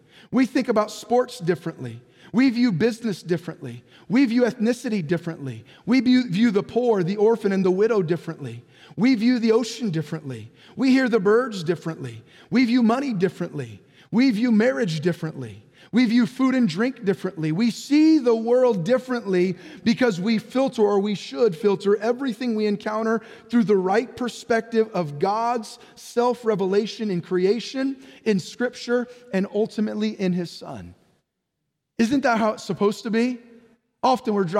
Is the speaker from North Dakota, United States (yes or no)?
no; San Jose, California, United States; now in Orange County, United States; I was born and raised in San Jose there, San Jose, Santa Clara area